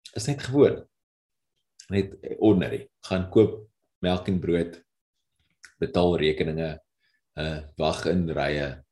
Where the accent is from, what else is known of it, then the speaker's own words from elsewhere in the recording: South Africa; ons eie geskiedenis as Suid-Afrikaners